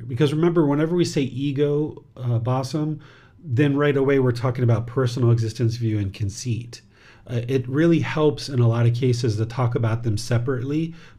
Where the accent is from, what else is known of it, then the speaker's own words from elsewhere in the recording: India; Like, I am an Indian woman. I am from India. I am Indian.